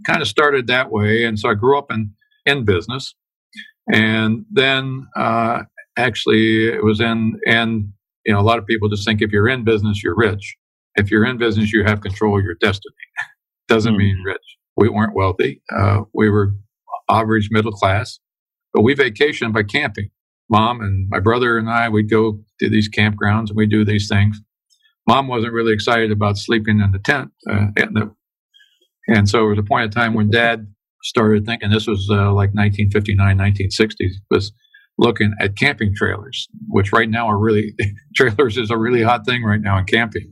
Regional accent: Chillicothe, Ohio, United States; I grew up in Chillicothe, Ohio, southern Ohio

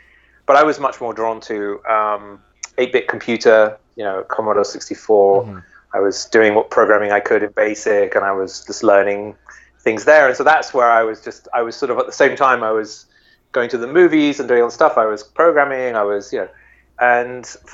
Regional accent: near Shepperton Studios, South East England, United Kingdom; I was a kid in England. I grew up near Shepperton Studios

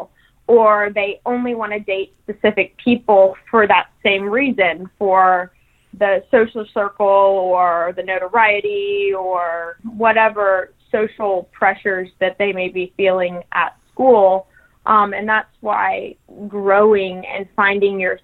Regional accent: Texas, United States; also born or lived in New Mexico; now in Louisiana, United States; So I have lived in Texas. I was born in Texas.

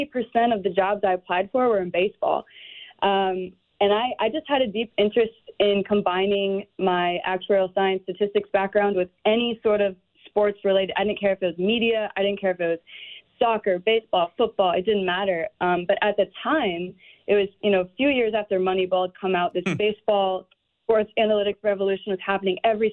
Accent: Iowa, United States; You know, we don't have a professional team in Iowa, as you probably assume.

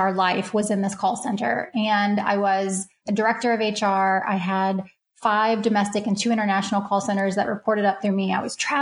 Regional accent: Kentucky, United States; now in Los Angeles, United States; I am from Kentucky

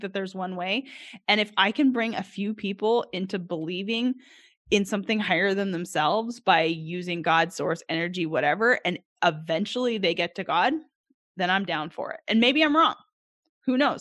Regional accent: Edmonton, Alberta, Canada; now in Arkansas, United States; I grew up in Edmonton, Alberta, Canada

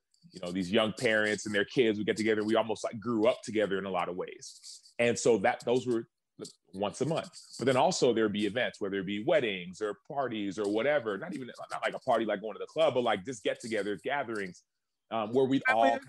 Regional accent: Dallas, Texas, United States; moved away as an adult; now in Chicago, United States; Well, I grew up in Dallas, yes, but see, my parents are from Nigeria, so we spent a lot of time at Nigerian events

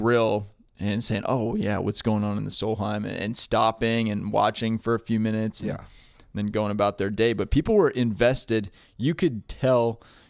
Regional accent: Williamstown, Massachusetts, United States; my hometown, Williamstown, Massachusetts

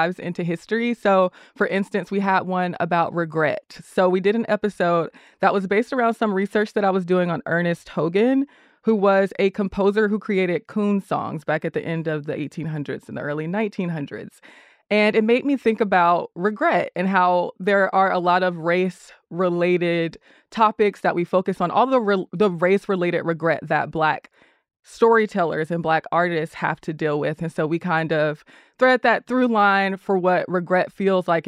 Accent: College Park, Georgia, United States; I grew up in College Park and on the south side of Metro Atlanta

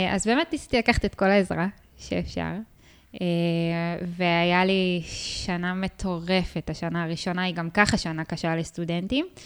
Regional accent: Ashdod, Southern District, Israel; אני מאשדוד

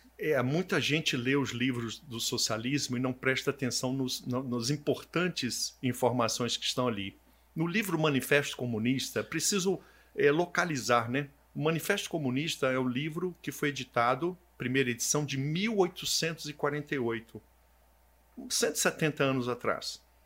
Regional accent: Brasília, Federal District, Brazil; eu sou nascido em Brasília

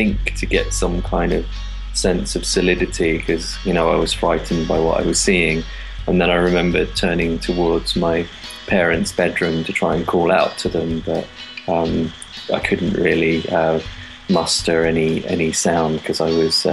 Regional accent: London, United Kingdom; growing up in London's very multicultural

